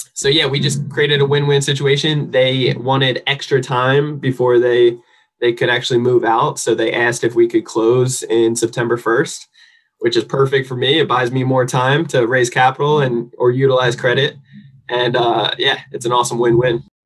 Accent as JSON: {"language": "English", "region": "New Jersey", "country": "United States", "moved": "yes", "lives_now": "San Diego, United States", "said": "I am from New Jersey originally, but I actually live here in sunny San Diego, California."}